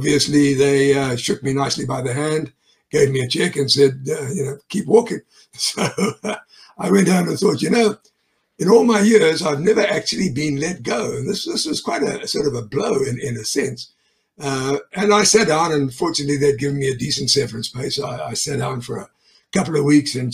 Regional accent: South Africa; moved away as an adult; now in United States; I'm a South African native. I was born there

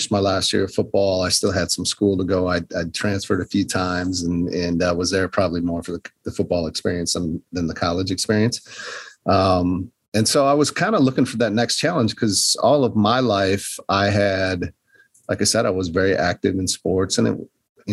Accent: northern Wisconsin, United States; moved away; also born or lived in Milwaukee, Wisconsin; I grew up in the North Woods of Wisconsin, small town

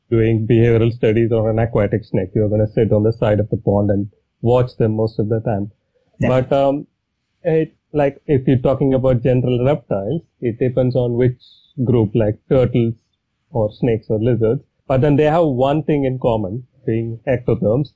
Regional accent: Chennai, Tamil Nadu, India; moved away as an adult; I'm from Chennai. I grew up in Chennai

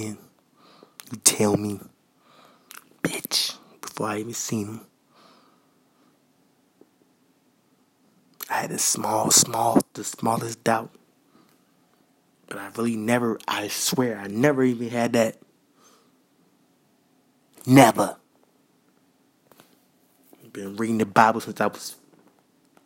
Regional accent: New York City, New York, United States; I was raised in Queens. I was raised in Jamaica, Queens.

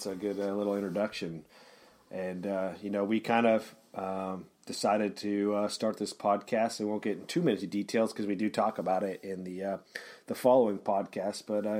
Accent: San Luis Obispo, California, United States; I come from San Luis Obispo, California.

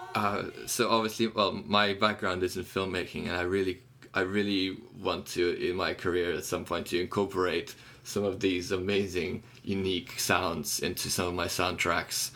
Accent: Kyiv, Ukraine; moved away as an adult; I was born in Kiev and I ran away from Ukraine.

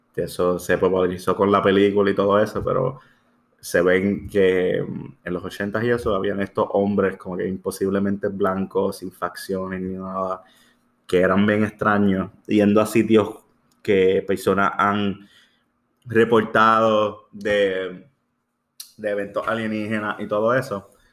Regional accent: Puerto Rico; somos puertorriqueños

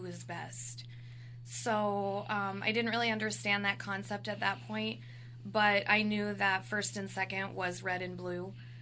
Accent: South Dakota, United States; also born or lived in Custer, South Dakota / Hot Springs, South Dakota; I actually grew up in South Dakota. Predominantly, I was born in Custer. And then later, we ended up moving to Hot Springs

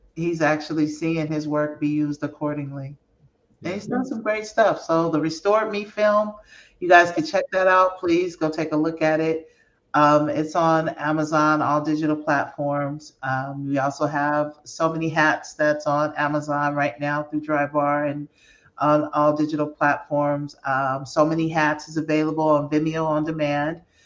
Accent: San Francisco, California, United States; that's my hometown. That's where I'm from

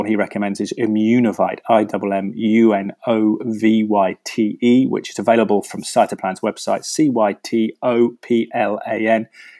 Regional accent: Cheltenham, South West England, United Kingdom; Cheltenham listen, my hometown in the west of the country

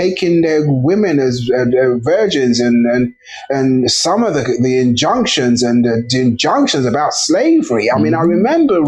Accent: England, United Kingdom; also born or lived in Nigeria; I was born in England, so obviously that kind of precociousness that you get from being raised in England

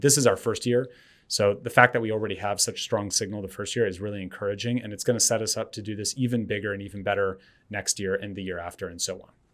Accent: Berkeley, California, United States; I, I grew up, um, in Berkeley

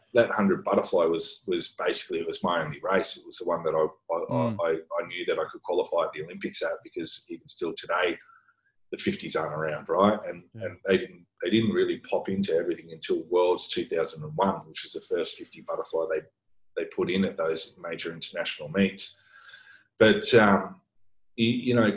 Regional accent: Brisbane, Queensland, Australia; moved away as an adult; also born or lived in Sydney; now in Singapore; I grew up in Brisbane, that's where I did all my training.

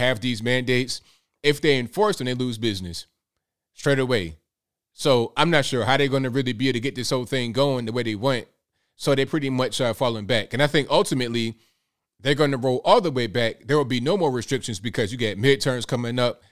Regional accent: Virginia, United States; Born in West Virginia, raised in VA

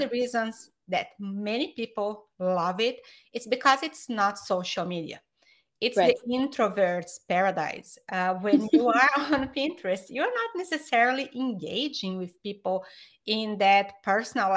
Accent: Brazil; English is a second language; moved away as an adult; now in United States; I am from Brazil, but I've been in the US for 20 years

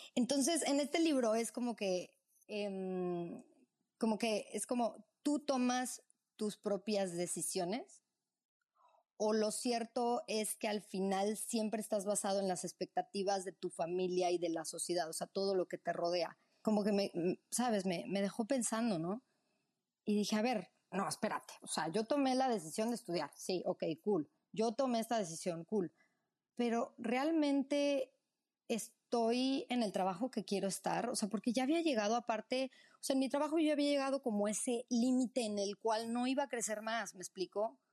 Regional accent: Mexico City, Mexico; also born or lived in Morelia, Michoacán; Yo nací en Morelia, Michoacán, michoacana. Este, mm, y cuando tenía nueve años, eh, me fui con mis padres a, Ciudad de México. Pues ahí hice pues, todo, o sea, el resto de la primaria, secundaria, preparatoria

